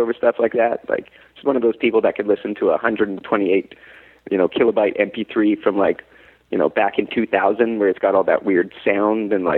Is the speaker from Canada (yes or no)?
yes; Canada; I'm a Canadian actor